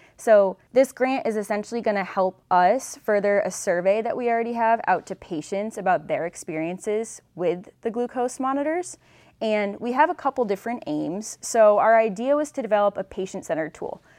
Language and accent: English; Western Massachusetts, United States; I'm from Western Massachusetts, and I attended Boston College